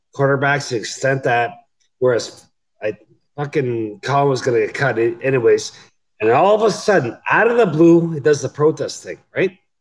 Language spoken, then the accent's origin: English; Canada; I'm Canadian